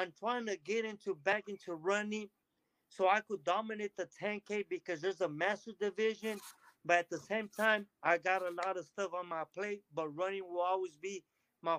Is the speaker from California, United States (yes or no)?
yes; Delano, California, United States; I grew up in Delano, California